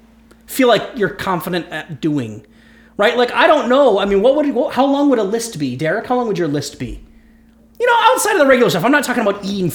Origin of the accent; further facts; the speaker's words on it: Ohio, United States; now in Minnesota, United States; I'm from Ohio.